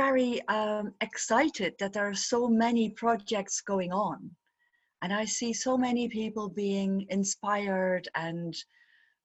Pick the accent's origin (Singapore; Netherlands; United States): Netherlands; I'm from Holland